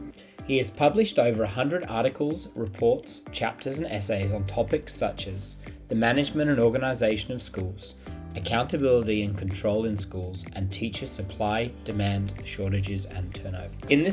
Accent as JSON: {"language": "English", "town": "Nottingham", "region": "East Midlands", "country": "United Kingdom", "tie": "born or raised there", "said": "Well, I'm a fellow Brit. I was born over in the Midlands in a place called Nottingham"}